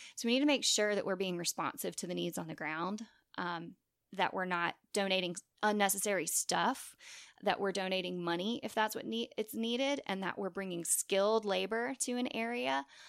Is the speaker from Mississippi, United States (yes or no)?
yes; Long Beach, Mississippi, United States; my hometown of Long Beach, Mississippi